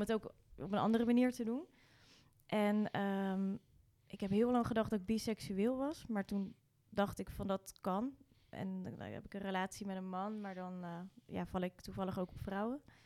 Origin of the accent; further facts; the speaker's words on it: Rotterdam, South Holland, Netherlands; also born or lived in Nieuwerkerk aan den IJssel; ik ben geboren in het Eudokia ziekenhuis